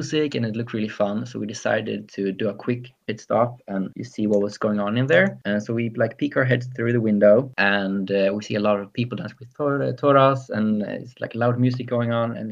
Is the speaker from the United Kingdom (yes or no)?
no; Sweden; I'm from Sweden